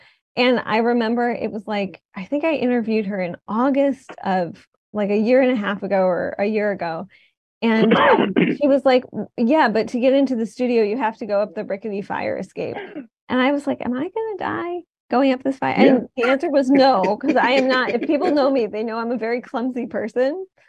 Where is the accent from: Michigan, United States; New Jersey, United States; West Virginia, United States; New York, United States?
Michigan, United States; Detroit; now in New Haven, United States; as someone who didn't grow up in New Haven, I grew up in Detroit